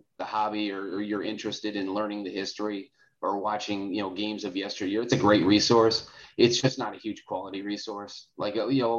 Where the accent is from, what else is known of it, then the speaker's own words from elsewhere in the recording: Clinton Township, Michigan, United States; also born or lived in Grosse Pointe, Michigan; I grew up in Clinton Township